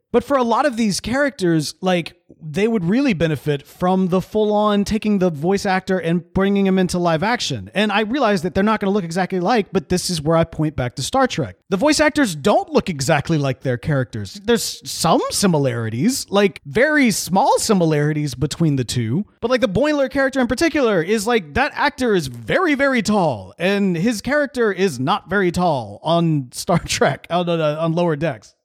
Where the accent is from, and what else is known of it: United States